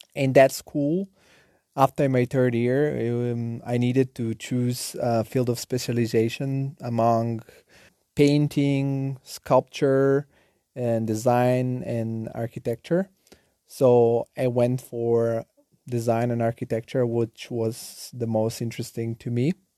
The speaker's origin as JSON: {"language": "English", "town": "Nettuno", "region": "Lazio", "country": "Italy", "tie": "born or raised there", "also_born_or_lived": "Bulgaria / Rome", "second_language": "English", "moved": "yes", "lives_now": "Germany", "said": "I was born in Bulgaria, and at the age of seven, I moved together with my family to a small town southern of Rome called Nettuno. And there was where I grew up."}